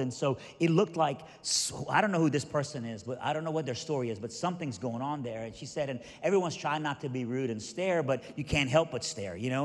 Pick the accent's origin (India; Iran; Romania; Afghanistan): Iran; moved away; I'm originally from Iran, so I'm Middle Eastern